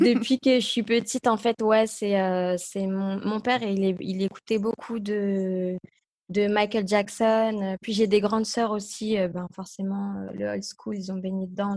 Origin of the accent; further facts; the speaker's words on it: Roubaix, Hauts-de-France, France; also born or lived in Los Angeles; je viens de Roubaix en plus, je suis pas de Paris